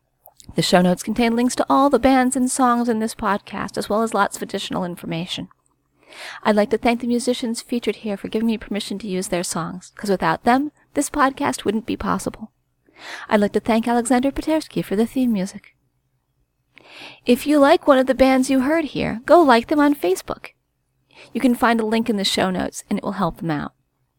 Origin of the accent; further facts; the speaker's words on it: Barcelona, Catalonia, Spain; About me, I am from Barcelona, Spain, and am a self-taught composer.